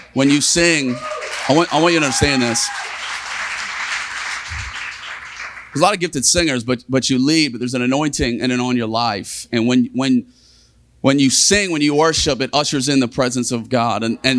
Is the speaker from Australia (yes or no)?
yes; Australia; now in Virginia Beach, United States; We moved 20 years ago from Australia to Virginia Beach, just a little south of here.